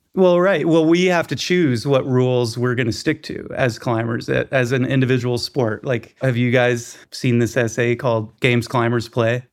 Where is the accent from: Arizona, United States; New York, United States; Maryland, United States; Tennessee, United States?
Tennessee, United States; Chattanooga; now in Bishop, United States; grew up in Chattanooga, Tennessee